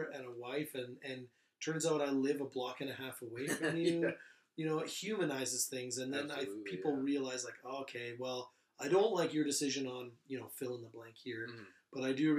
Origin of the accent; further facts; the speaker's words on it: Sylvan Lake, Alberta, Canada; You know, growing up in Sylvan Lake in the 80s and 90s